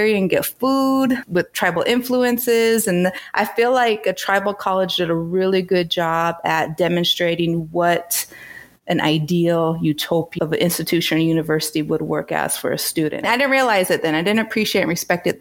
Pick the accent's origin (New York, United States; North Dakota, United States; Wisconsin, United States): North Dakota, United States; moved away as an adult; now in Toronto, Canada; So North Dakota, South Dakota